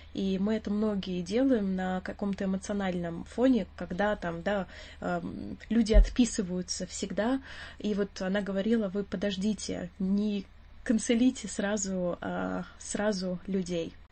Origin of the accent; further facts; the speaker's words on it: Russia; now in London, United Kingdom; нам очень сложно скрыть акцент свой. И очень часто, а, акцент триггерит вопрос «Откуда ты?» И ты говоришь «Я из России»